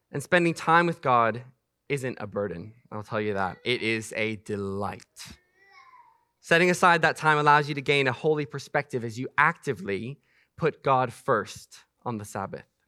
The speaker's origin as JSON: {"language": "English", "country": "Macau", "tie": "born or raised there", "moved": "yes", "said": "I grew up in Macau, China"}